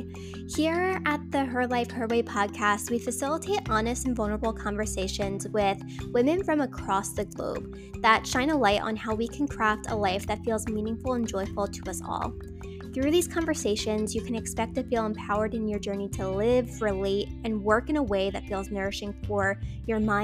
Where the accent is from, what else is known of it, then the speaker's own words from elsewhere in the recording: Wildwood Crest, New Jersey, United States; Wildwood Crest, New Jersey, my hometown